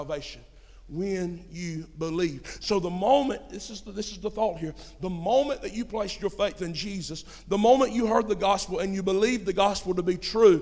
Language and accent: English; United States; I'm an American